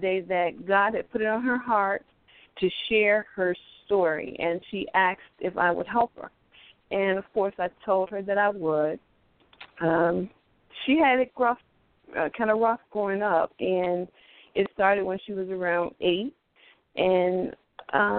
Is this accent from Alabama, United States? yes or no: yes; Selma, Alabama, United States; now in Baltimore, United States; I was born in Selma, Alabama, and I currently live in Baltimore, Maryland